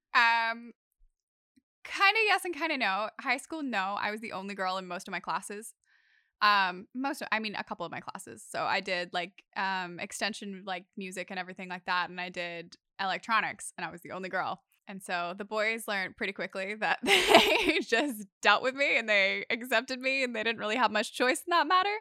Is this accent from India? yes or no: no; Sydney, New South Wales, Australia; I've grown up here. I've lived on the northern beaches of Sydney my entire life